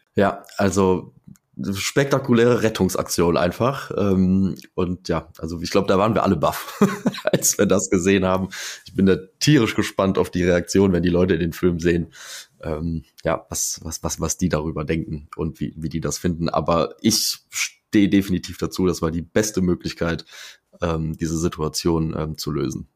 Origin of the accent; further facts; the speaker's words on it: Eifel, Germany; Also bei uns in der Eifel und in, insgesamt so in Westdeutschland